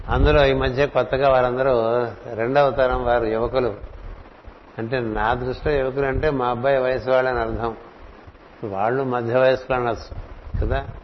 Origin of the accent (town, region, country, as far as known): Visakhapatnam, Andhra Pradesh, India; born or raised there